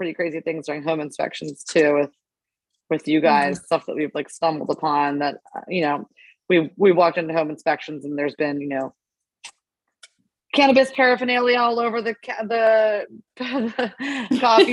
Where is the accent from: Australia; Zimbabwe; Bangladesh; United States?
United States; I grew up in Montgomery County